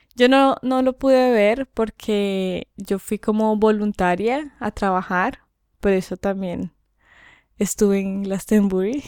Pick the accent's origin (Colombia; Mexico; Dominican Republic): Colombia; moved away; en mi país